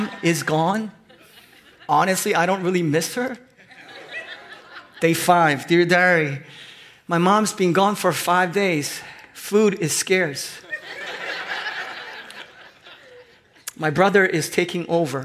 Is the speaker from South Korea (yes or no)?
yes; South Korea; moved away; I grew up in Korea